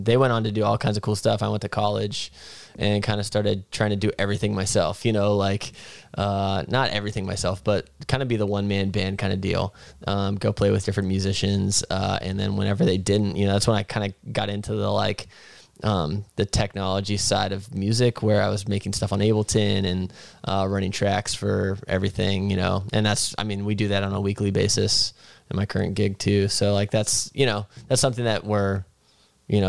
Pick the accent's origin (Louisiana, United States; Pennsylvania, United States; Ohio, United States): Pennsylvania, United States; Butler; moved away as an adult; also born or lived in Chicago; now in Vermont, United States; I grew up in Butler, Pennsylvania